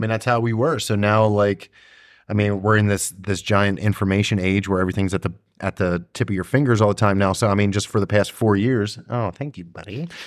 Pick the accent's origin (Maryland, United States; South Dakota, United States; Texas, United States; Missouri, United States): Maryland, United States; I'm from Maryland